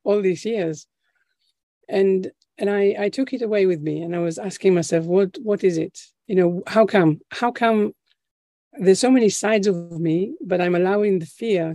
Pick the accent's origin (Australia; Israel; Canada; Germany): Israel; now in United Kingdom; where we come from Israel, where I'm originally from